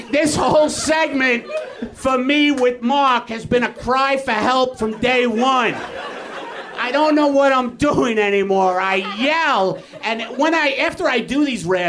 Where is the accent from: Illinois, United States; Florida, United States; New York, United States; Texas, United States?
New York, United States; now in Los Angeles, United States; I'm from New York